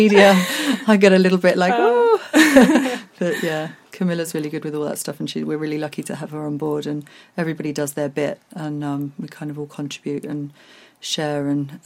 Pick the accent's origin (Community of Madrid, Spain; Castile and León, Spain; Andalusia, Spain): Andalusia, Spain; moved away; I grew up in Spain.